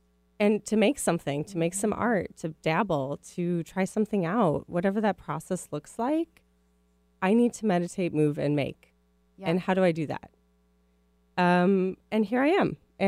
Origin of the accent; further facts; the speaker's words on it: Midwest, United States; accent: Midwest; So my Midwest accent will probably come out, just as a heads up.